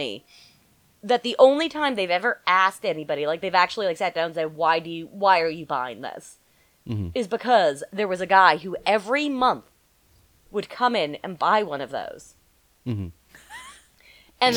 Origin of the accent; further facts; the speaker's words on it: outside of Santa Fe, New Mexico, United States; I grew up about 30 to 45 minutes outside of Santa Fe